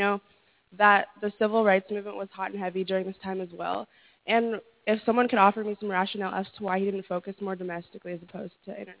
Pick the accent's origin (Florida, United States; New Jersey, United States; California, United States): California, United States; I'm from California.